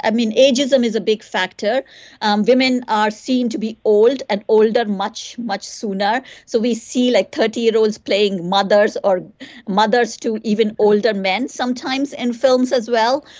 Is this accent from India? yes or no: yes; India; also born or lived in United Kingdom; now in Ireland; growing up in India. I grew up there